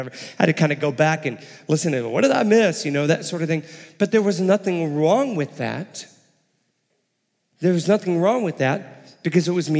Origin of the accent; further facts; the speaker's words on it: Texas, United States; also born or lived in Illinois / Houston, Texas; I was born and raised in Texas. My family and I moved up to Illinois for about 5 years, and then we moved back down the summer before my high school started, and down to Houston